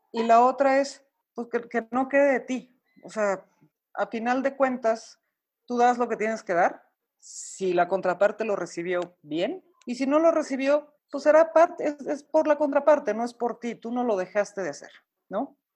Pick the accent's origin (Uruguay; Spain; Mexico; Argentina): Mexico; also born or lived in Santiago, Chile; los mexicanos salirnos de nuestro país es difícil, extrañamos la comida, extrañamos a la familia, extrañamos nuestro acento